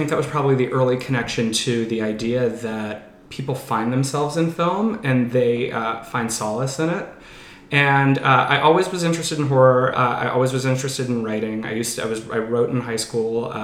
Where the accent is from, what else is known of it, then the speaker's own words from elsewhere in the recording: New Mexico, United States; born there; also born or lived in Pennsylvania; Uh, well, I was born in New Mexico and I've lived all over. I was in Pittsburgh before here.